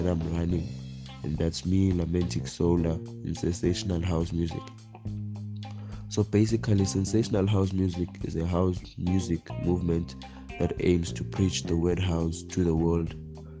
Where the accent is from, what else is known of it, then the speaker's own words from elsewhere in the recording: Eswatini; I'm from Babale, Eswatini